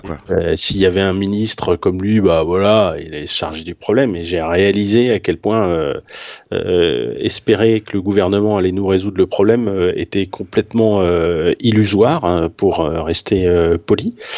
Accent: Paris, Île-de-France, France; je suis parisien

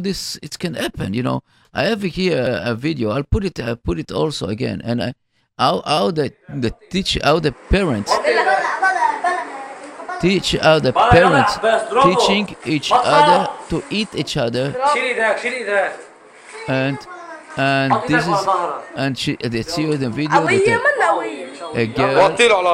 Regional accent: Israel; now in United States; I'm as Israeli American

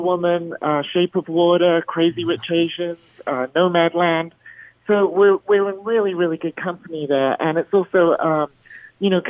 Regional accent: Bahrain; now in Las Vegas, United States; I grew up in the Middle East in Bahrain, where I was in the minority

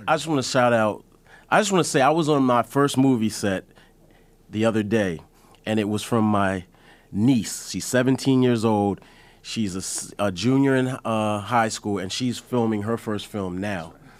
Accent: Delaware, United States; I'm from Delaware

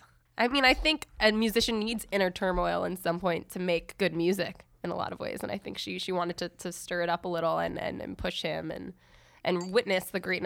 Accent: New York City, New York, United States; I grew up actually in Inwood, all the way uptown.

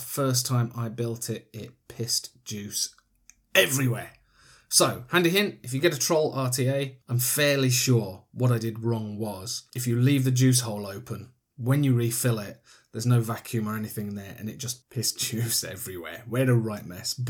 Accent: Yorkshire and the Humber, United Kingdom; I'm from Yorkshire

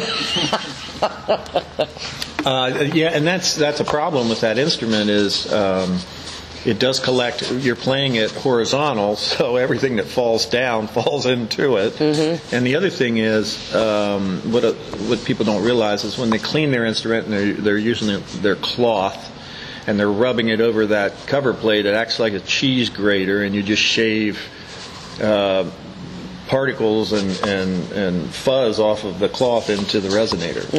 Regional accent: Hagerstown, Maryland, United States; I grew up in Hagerstown, and um, um, basically, I've lived here all my life

